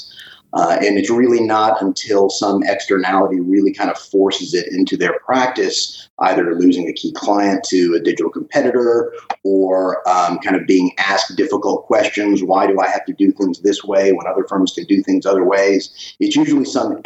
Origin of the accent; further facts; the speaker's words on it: Dallas, Texas, United States; Dallas and Texas have always been home